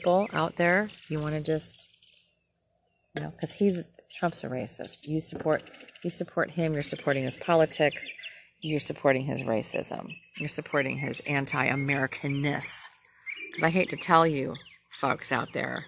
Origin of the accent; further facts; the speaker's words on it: Minnesota, United States; moved away; In my hometown. My home state, actually. Say that. I didn't live in Minneapolis. I lived way north compared